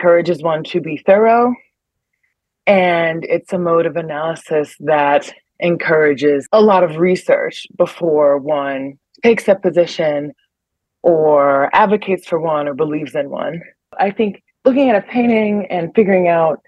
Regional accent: Cleveland, Ohio, United States; moved away as an adult; also born or lived in New York; now in Bern, Switzerland; I grew up in Cleveland

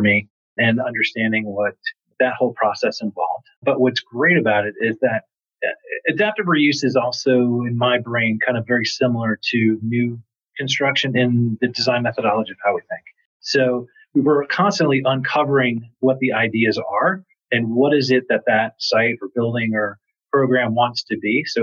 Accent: New York, United States; moved away as an adult; now in Atlanta, United States; I'm actually from New York. I've been down here for 15 years

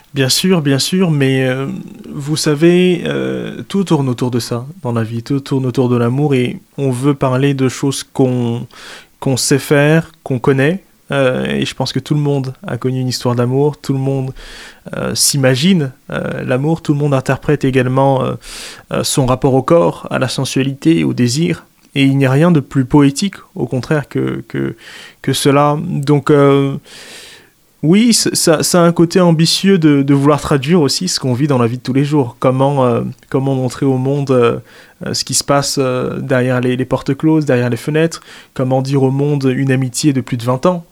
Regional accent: Central African Republic; now in France; moi qui suis exilé parce que je viens de Centrafrique

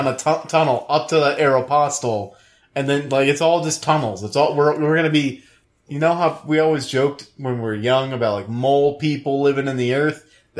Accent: New Orleans, Louisiana, United States; I grew up in New Orleans.

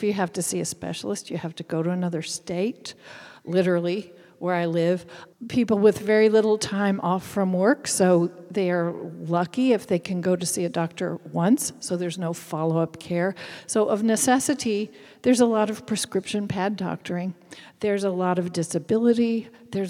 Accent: Kentucky, United States; accent: Appalachian; moved away as an adult; also born or lived in Paris, France / Tucson, Arizona; now in Virginia, United States; I am Appalachian. I grew up in Kentucky

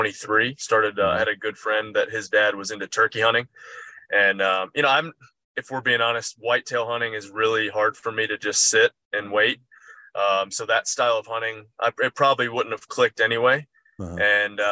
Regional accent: Cookeville, Tennessee, United States; also born or lived in Michigan; I was born in Michigan, but I've lived in Tennessee basically my entire life.

